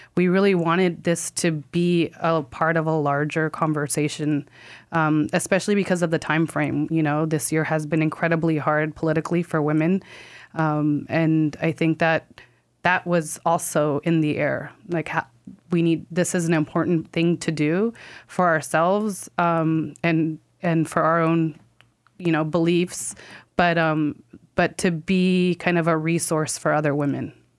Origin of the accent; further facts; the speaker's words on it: California, United States; now in New York, United States; I am from California and live in New York